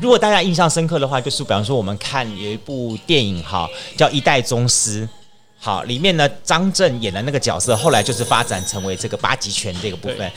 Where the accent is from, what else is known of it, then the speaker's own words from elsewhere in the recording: Taiwan; 我们台湾人所知道的鼻鳍啦